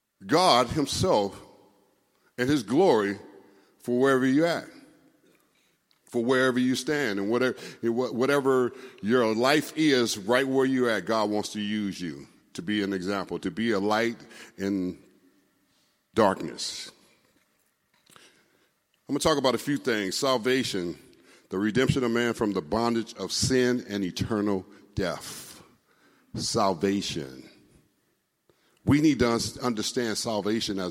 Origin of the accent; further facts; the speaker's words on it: Los Angeles, California, United States; I grew up here in California, went to Crenshaw High.